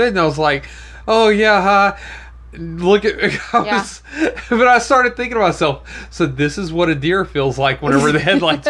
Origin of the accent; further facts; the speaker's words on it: Florida, United States; We're from Florida. Hurricanes are like Tuesdays.